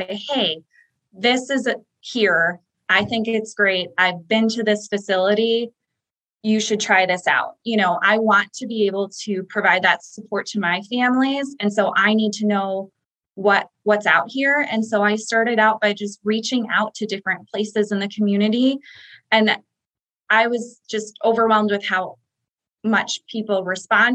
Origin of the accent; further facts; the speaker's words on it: Chicago, Illinois, United States; now in Florida, United States; I'm from Chicago